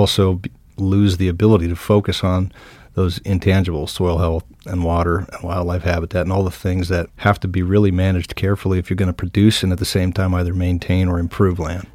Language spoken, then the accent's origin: English; Helmville, Montana, United States; now in Helena, United States; I grew up in the Helmville, Blackfoot Valley